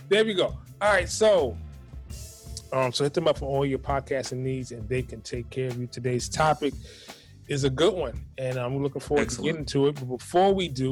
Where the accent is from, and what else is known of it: New York City, New York, United States